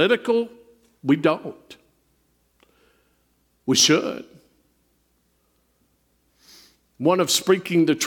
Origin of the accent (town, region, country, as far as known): United States